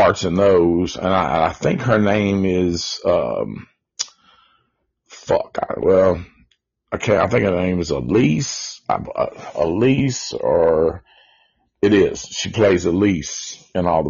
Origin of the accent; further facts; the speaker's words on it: Nashville, Tennessee, United States; we are from Nashville